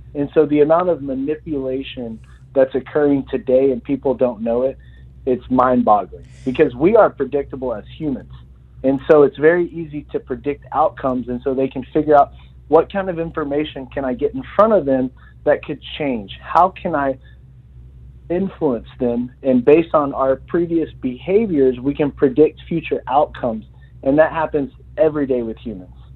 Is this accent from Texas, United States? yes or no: yes; Texas, United States; I'm from Texas